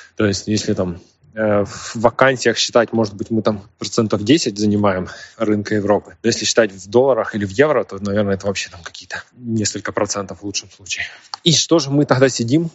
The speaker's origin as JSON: {"language": "Russian", "country": "Ukraine", "said": "мы из Украины."}